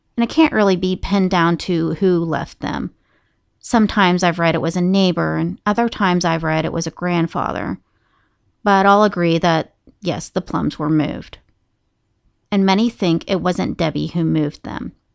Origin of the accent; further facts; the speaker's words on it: Moundsville, West Virginia, United States; the Moundsville State Penitentiary, which is my hometown.